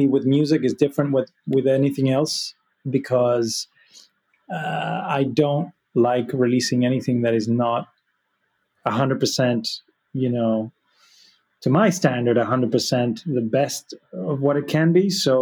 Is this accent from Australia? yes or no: no; Argentina; I was born in Argentina, but my mom's Spanish